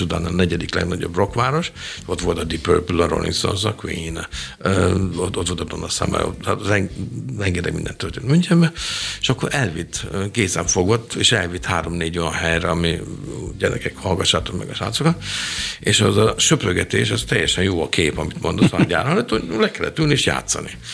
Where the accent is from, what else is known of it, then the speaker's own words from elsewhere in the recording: Budapest, Hungary; moved away as an adult; now in Germany; én egy pesti srác vagyok